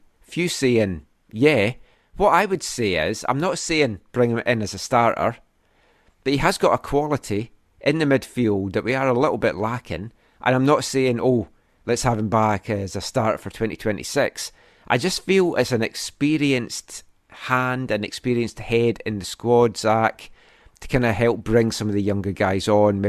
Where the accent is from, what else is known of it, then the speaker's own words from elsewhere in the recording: Scotland, United Kingdom; now in Vancouver, Canada; Although I'm Scottish, I'm here in Vancouver in Canada.